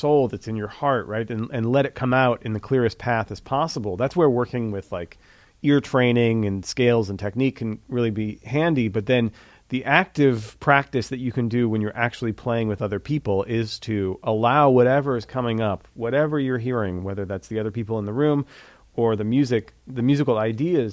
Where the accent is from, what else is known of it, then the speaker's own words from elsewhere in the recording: Missouri, United States; I'm from Missouri